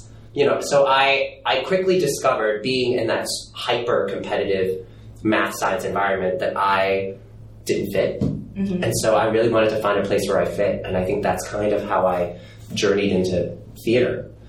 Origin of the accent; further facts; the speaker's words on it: New York City, New York, United States; I grew up in New York City and Broadway was only a 40-minute train ride away from Bay Ridge, Brooklyn, where I grew up, like, my parents are immigrant parents. They're blue-collar immigrant parents.